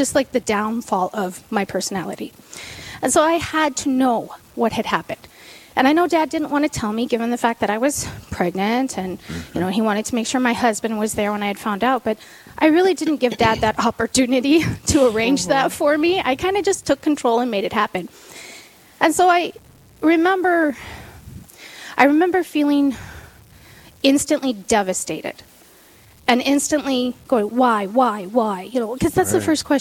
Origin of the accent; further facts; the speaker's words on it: Sturgis, South Dakota, United States; I was born and raised in Sturgis, South Dakota